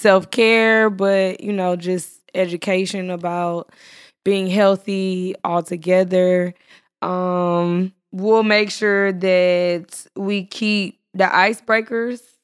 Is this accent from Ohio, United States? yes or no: no; Texas, United States; I'm from Texas. We talk slow